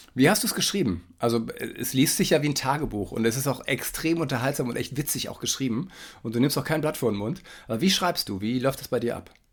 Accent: Germany; für mich als Westdeutscher

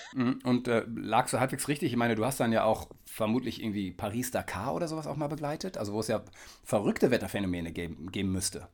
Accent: Kiel, Schleswig-Holstein, Germany; ich als Kieler kenne ja die Kieler Woche

